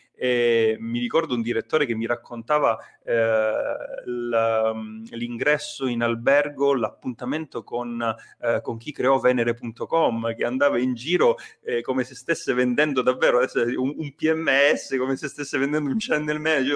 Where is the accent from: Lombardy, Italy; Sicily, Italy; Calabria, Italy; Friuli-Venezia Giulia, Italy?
Calabria, Italy; Nicotera; moved away as an adult; also born or lived in Rome; io sono calabrese, eh, nato e cresciuto sulla costa degli Dei, un paesino che si chiama Nicotere